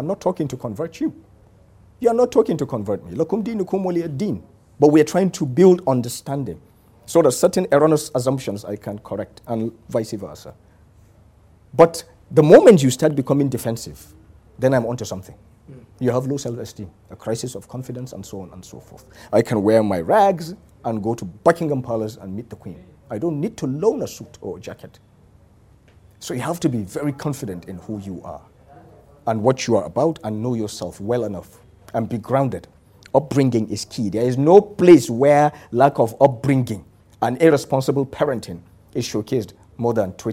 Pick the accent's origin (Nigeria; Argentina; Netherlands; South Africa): Nigeria; I am Nigerian. I'm proud of the green, white, green